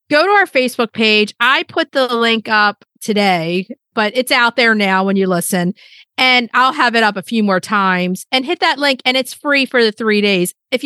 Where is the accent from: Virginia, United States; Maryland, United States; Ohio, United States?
Maryland, United States; Baltimore; they met in Baltimore, which everybody knows that's where we're from, born and bred in Baltimore.